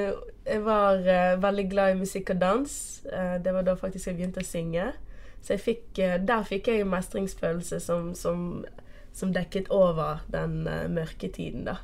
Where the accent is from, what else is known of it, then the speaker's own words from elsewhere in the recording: Portugal; accent: Bergen; first language Portuguese; Norwegian is a second language; also born or lived in Bergen, Norway; now in Norway; det er portugisisk som er ja, mm. Som er morsmålet mitt. Ja. Jeg er opprinnelig fra Portugal.